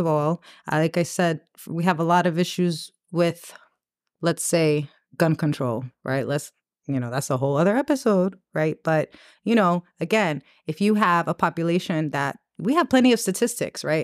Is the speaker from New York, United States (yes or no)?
yes; New York City, New York, United States; growing up in New York